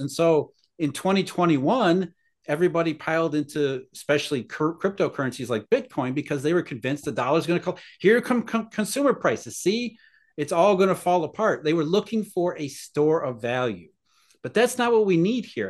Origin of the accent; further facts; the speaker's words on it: Rust Belt, United States; I grew up in the Rust Belt